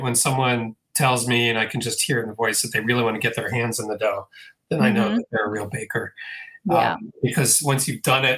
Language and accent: English; Hyattsville, Maryland, United States; I grew up in Hyattsville, Maryland, suburban DC